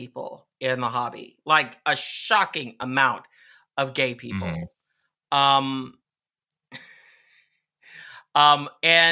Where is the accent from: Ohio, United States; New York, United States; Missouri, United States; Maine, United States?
Missouri, United States; I grew up in Missouri